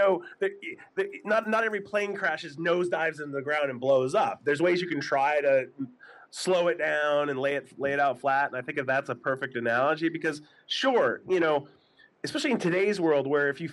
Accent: New Hampshire, United States; blue collar family growing up in New Hampshire

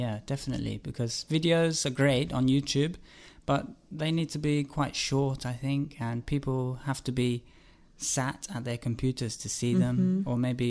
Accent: Cambridge, East of England, United Kingdom; now in Barcelona, Spain; I'm from Cambridge, and I'm here in Barcelona with Isabel.

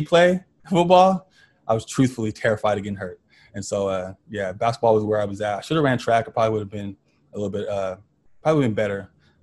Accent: Tracy, California, United States; also born or lived in Stockton, California; I'm from Stockton, California, but I was pretty much raised in Tracy

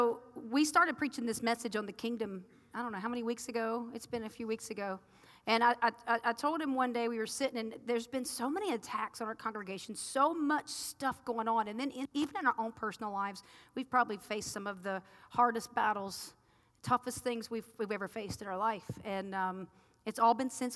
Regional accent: the South, United States; I'm from the South

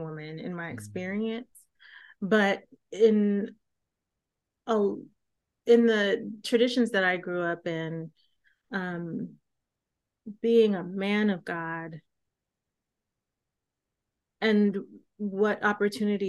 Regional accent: New York, United States; moved away; I'm from New York is what I'm saying, and so I don't live there

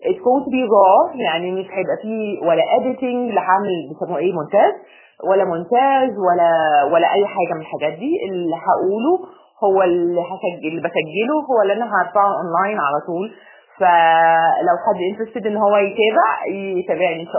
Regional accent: United Arab Emirates; also born or lived in Egypt; انا مصريه اب وام مصريين وانا اتولدت يعني في مصر وسافرت وانا اقل من ست شهور

